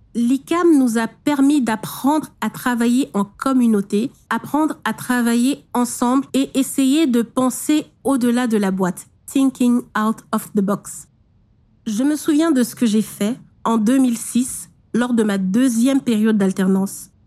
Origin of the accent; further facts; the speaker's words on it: Douala, Littoral, Cameroon; Je suis née à Douala, dans une fratrie de huit filles